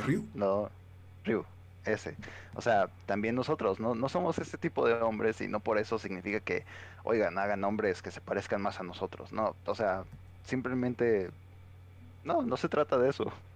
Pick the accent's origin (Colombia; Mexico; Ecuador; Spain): Mexico; nosotros como mexicanos